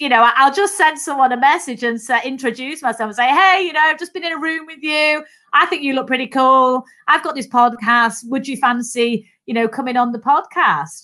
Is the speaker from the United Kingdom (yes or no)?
yes; Manchester, North West England, United Kingdom; accent: Mancunian; I'm a Mancunian, so I'm a Northerner. Um, so I was the youngest of three daughters, actually, and um, so grew up in Manchester.